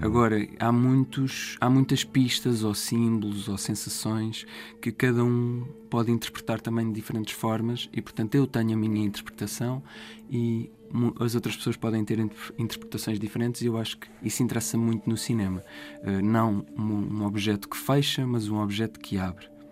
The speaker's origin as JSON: {"language": "Portuguese", "town": "Sertã", "region": "Centro", "country": "Portugal", "tie": "born or raised there", "moved": "as an adult", "lives_now": "Lisbon, Portugal", "said": "foi onde eu cresci, eu cresci na, na, na Sertã"}